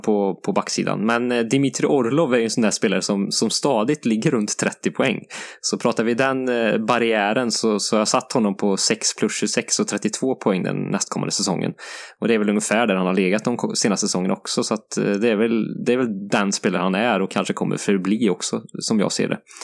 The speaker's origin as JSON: {"language": "Swedish", "country": "Sweden", "said": "som svensk"}